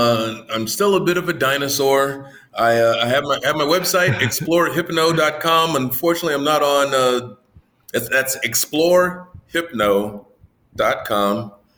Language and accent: English; United States; moved away as an adult; now in Riyadh, Saudi Arabia; I'm not the black hypnotist. I'm not the black guy over here. I'm just the American. I'm the American hypnotist over here.